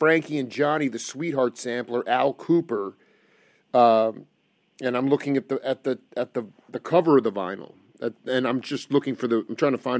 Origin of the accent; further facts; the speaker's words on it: Stony Brook, New York, United States; the closest venue was actually my hometown of Stony Brook, New York.